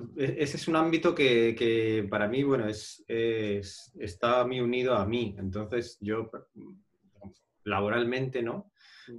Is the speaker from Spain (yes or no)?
yes; Madrid, Community of Madrid, Spain; yo en realidad soy de Madrid